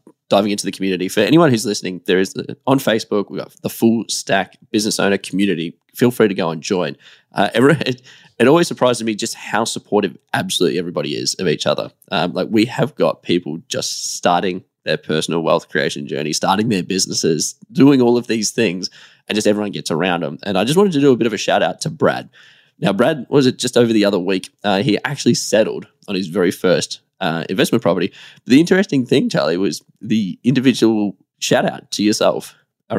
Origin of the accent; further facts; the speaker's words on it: Australia; as an Australian business owner